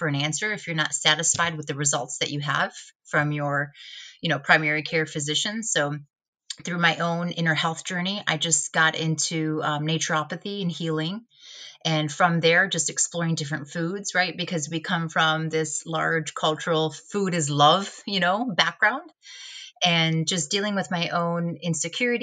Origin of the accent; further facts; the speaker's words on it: United States; ashamed to be Albanian growing up as an American Albanian